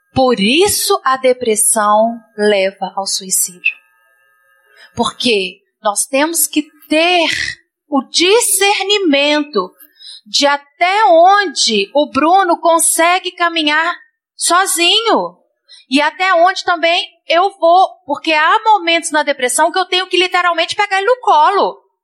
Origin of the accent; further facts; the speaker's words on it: Minas Gerais, Brazil; moved away; Nós somos mineiros